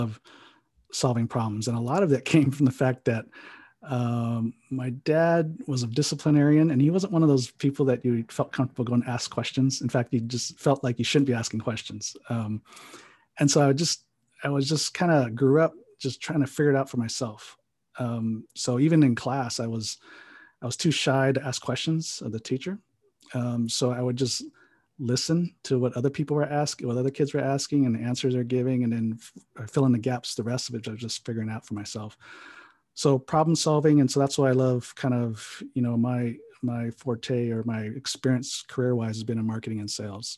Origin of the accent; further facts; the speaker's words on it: San Jose, California, United States; also born or lived in Hawaii; now in Pasadena, United States; I was actually born on the Big Island of Hawaii. So I'm an island boy. And then my dad was a pastor, so we traveled around a few islands before we actually made our way to San Jose, California when I was 9. And then that's pretty much where I grew up